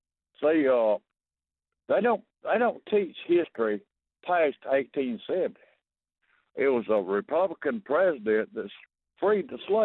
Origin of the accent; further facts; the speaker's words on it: Mississippi, United States; I was born and raised here in Mississippi. I'm 66 years old.